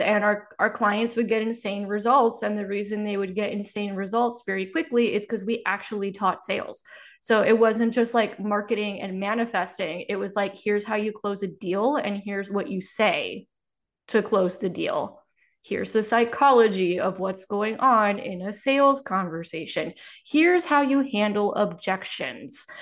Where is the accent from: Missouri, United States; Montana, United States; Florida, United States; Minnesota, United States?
Florida, United States; Miami; I grew up in Miami where everybody's got a story like that.